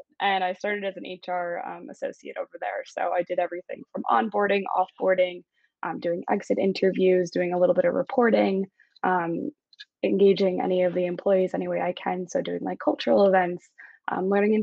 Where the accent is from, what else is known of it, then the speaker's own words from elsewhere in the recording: Long Island, New York, United States; I'm originally from Long Island, which is right outside of New York City